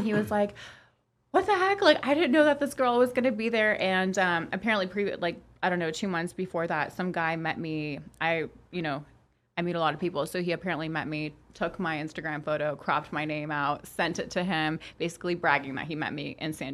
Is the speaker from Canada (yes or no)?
yes; Toronto, Ontario, Canada; first language Polish; English is a second language; we have such a huge community of Polish people in Toronto that my first language was Polish, and I, like, learned English at the age of 4